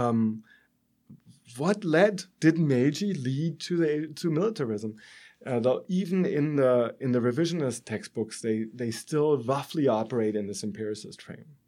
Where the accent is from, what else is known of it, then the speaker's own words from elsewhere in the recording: Germany; accent: German; moved away as an adult; as you can tell, I'm German from my accent